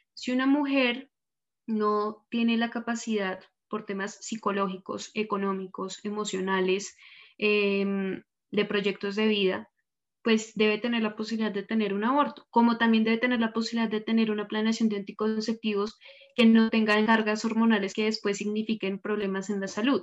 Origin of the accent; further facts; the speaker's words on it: Bogotá, Colombia; yo soy de Bogotá